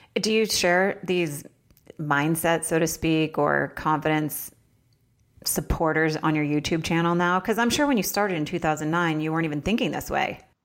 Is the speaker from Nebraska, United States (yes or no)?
no; Vermont, United States; I lived in Vermont